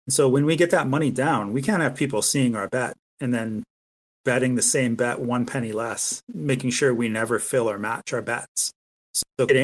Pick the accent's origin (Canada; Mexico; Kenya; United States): Canada; I'm a Canadian